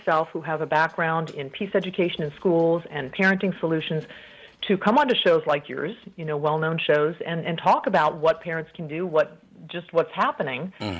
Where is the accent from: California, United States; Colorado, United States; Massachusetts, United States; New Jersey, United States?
Colorado, United States; moved away as an adult; So I'm a native of Colorado, but I moved overseas quite early. Actually, I had not yet finished college.